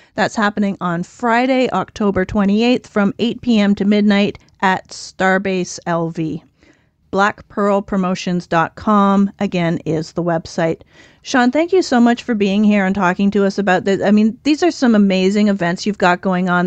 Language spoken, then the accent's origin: English; Ontario, Canada; also born or lived in southern Nevada; now in Nevada, United States; So I grew up in Ontario, Canada